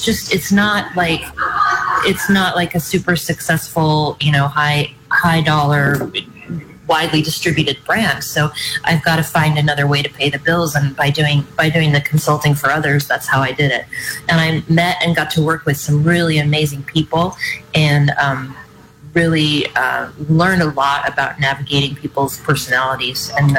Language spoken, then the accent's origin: English; Napa, California, United States; now in Paso Robles, United States; I came from Napa, and I moved to Paso, and I got slapped around a little bit and then figured it out.